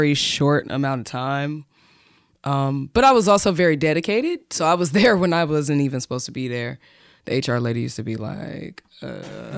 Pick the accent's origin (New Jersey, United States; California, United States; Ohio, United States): Ohio, United States; Columbus; also born or lived in Wilson, North Carolina; I came here to live in 1997. All right, so I've been here since